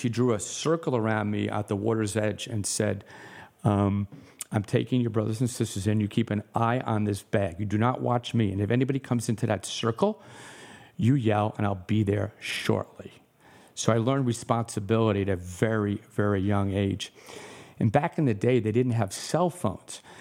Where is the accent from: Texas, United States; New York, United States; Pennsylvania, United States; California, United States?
New York, United States; New York City; I was born in New York.